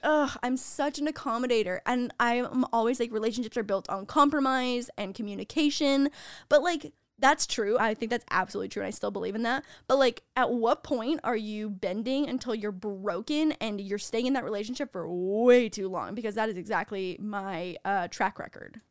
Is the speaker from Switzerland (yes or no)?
no; Canada; moved away; being Canadian, we don't really do the whole sorority and fraternity thing